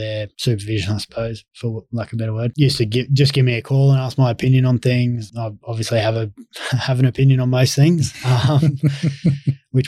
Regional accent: Brisbane, Queensland, Australia; I was Brisbane born and bred. I was raised in Brisbane

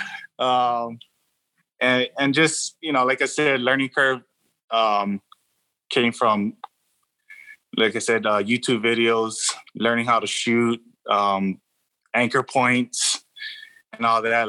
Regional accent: Hawaii, United States; now in California, United States; born and raised in Hawaii. Um, I, I, came out to California in 03, so I've been out here for a while

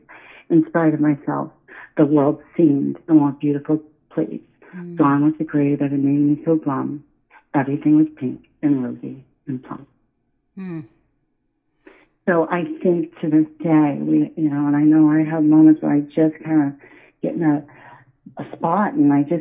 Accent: Iowa, United States; now in New England, United States; I'm from Iowa

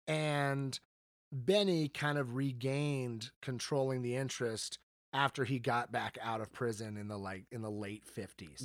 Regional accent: the South, United States; now in Las Vegas, United States; I grew up in the South

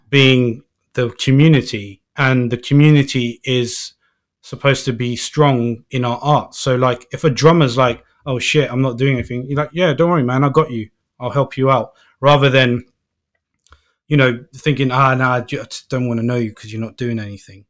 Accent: London, United Kingdom; I'm from London

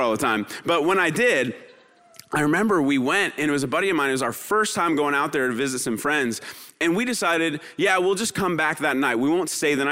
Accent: San Luis Obispo, California, United States; also born or lived in Kentucky / San Diego, California; now in Poway, United States; I'm from Kentucky originally, grew up in San Luis Obispo, California, which is just up the coast.

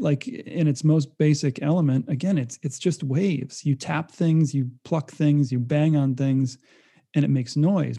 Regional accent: Rhode Island, United States; moved away as an adult; now in California, United States; I'm being from Rhode Island most of my life and moving to California as a transplant

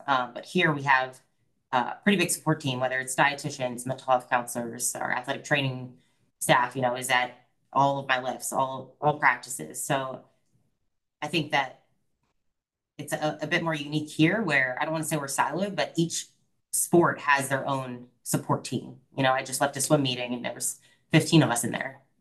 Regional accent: Philadelphia suburbs, Pennsylvania, United States; moved away as an adult; now in Florida, United States; I'm from the Philadelphia suburbs

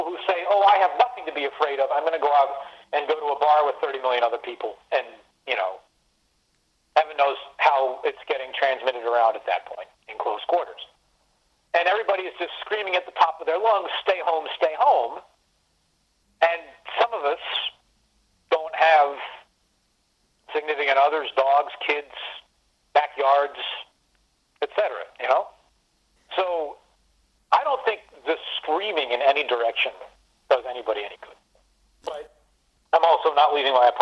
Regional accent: Washington, District of Columbia, United States; I grew up in Washington, D.C.

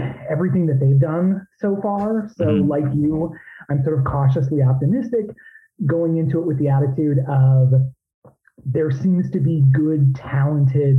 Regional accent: Illinois, United States; moved away; I'm originally from Illinois. So I was living out there, southwest of Chicago

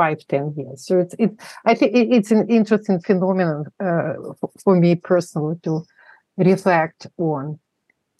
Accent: Moscow, Russia; English is a second language; moved away as an adult; now in United States; I was born in Moscow, in the non-existent country now. It's the former Soviet Union. I grew up there, became an adult. I came to the States as an adult.

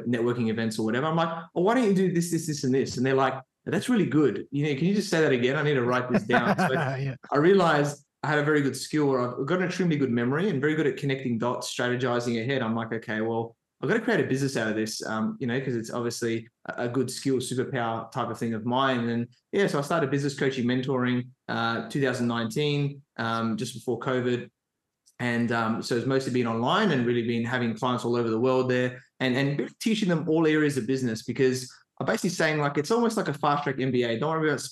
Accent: Adelaide, South Australia, Australia; I grew up in Adelaide, South Australia

